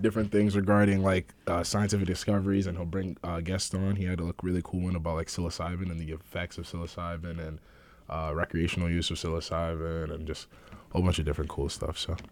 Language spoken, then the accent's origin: English; Manchester, Connecticut, United States; also born or lived in Ghana / Vernon, Connecticut; I've been living in Connecticut for, uh, most of my life